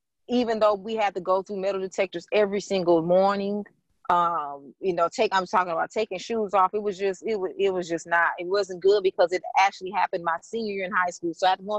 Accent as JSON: {"language": "English", "town": "East St. Louis", "region": "Illinois", "country": "United States", "tie": "born or raised there", "also_born_or_lived": "Michigan", "moved": "as an adult", "lives_now": "Florida, United States", "said": "I grew up in East St. Louis, Illinois, with my father, mother, and I have a twin sister and I have a little brother"}